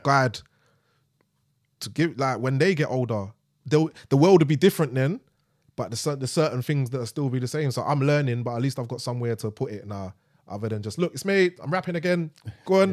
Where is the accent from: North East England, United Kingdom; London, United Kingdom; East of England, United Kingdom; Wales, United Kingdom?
London, United Kingdom; we're from East, but she's dragged me all the way to Brixton